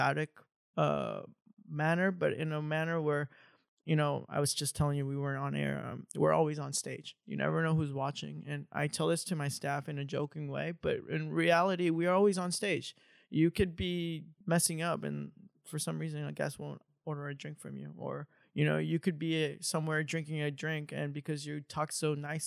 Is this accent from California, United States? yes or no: yes; Mission Viejo, California, United States; I come from Orange County. I grew up in Mission Viejo. I went to Mission Viejo High School